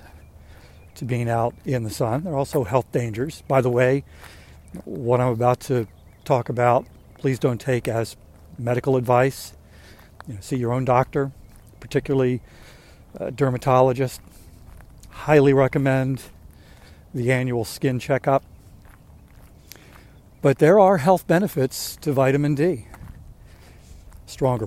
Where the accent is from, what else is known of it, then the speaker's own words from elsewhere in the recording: Maryland, United States; I'm from Maryland